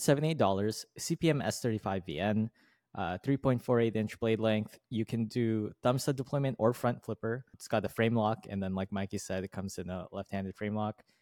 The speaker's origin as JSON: {"language": "English", "country": "United States", "said": "as an American"}